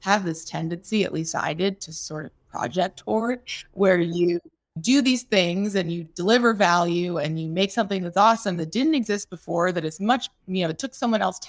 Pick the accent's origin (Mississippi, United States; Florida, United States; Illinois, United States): Illinois, United States; Chicago; moved away; also born or lived in North Carolina / California; I'm from Chicago originally